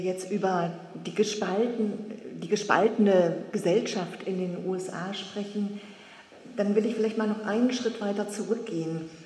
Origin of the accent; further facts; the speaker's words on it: Germany; bei uns in Deutschland